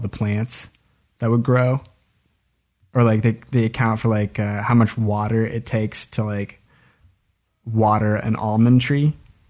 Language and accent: English; Oregon, United States; we're from Oregon